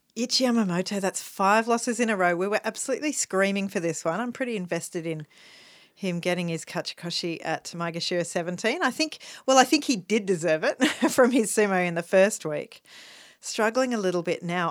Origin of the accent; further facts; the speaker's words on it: Melbourne, Victoria, Australia; as a Melbourneian, as an Australian